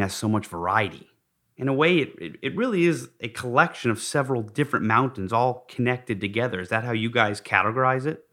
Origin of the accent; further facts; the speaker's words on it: Park City, Utah, United States; I grew up in Park City, Utah, learned to ski at Deer Valley